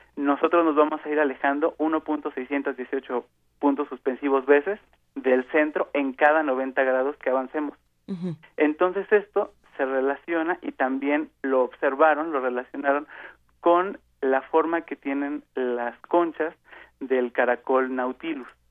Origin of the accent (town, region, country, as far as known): Mexico